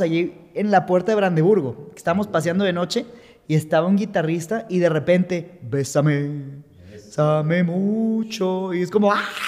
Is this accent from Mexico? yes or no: yes; Mexico